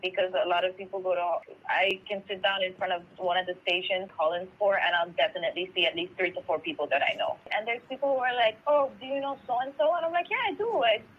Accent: St. Lucia; someone like didn't believe I was from Saint Lucia.

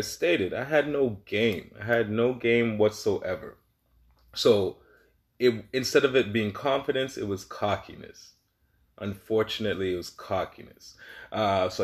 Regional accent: Toronto, Ontario, Canada; moved away as an adult; also born or lived in Caribbean (family); now in Regina, Canada; I'm from Toronto, you know, born and raised Toronto, Canada.

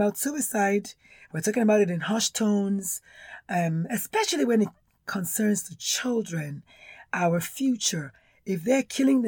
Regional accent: Nigeria; accent: Nigerian; now in United States; I'm Nigerian born, if you can tell from the accent.

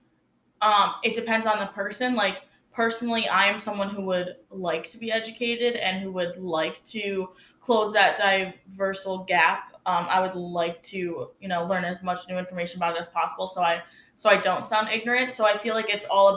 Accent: North Rose, New York, United States; now in Oswego, United States; I went to school in a small town called North Rose Wolcott, and I graduated with about 80 kids

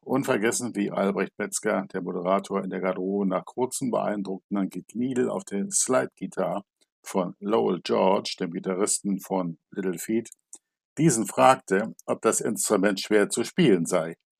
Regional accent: Germany; bei uns in Good Old Germany

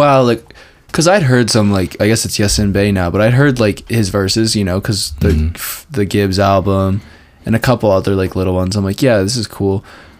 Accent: Syracuse, New York, United States; we're still from Syracuse

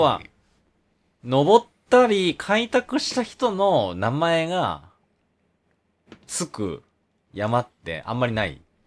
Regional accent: Kansai, Japan; accent: Kansai-ben; 僕とやったら関西弁

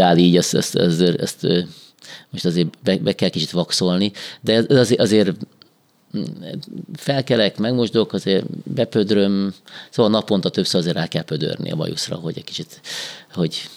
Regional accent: Ladány, Hungary; moved away as an adult; now in Békéscsaba, Hungary; én ladányban felnőttem, mint az apám fiaként

